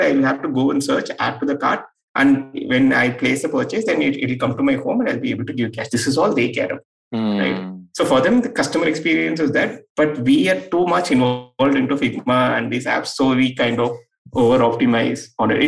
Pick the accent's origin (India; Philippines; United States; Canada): India; Erode, Tamil Nadu; in a small town like Erode, I come from Erode, it's a small town in Tamil Nadu